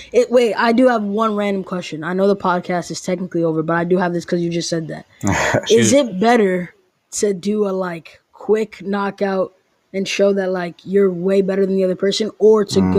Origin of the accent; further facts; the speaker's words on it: New York City, New York, United States; Like we're all originally from NYC.